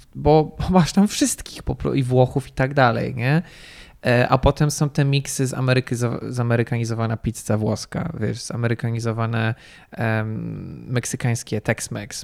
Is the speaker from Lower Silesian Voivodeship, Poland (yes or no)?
no; Warsaw, Masovian Voivodeship, Poland; ja jestem warszawiakiem